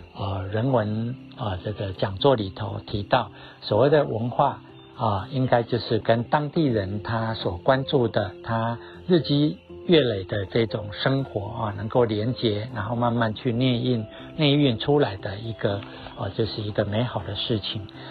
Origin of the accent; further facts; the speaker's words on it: Chiayi, Taiwan; 我的家乡在嘉义